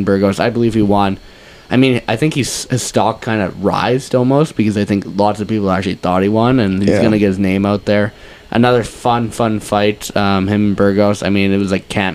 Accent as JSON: {"language": "English", "country": "Canada", "said": "as a Canadian fan"}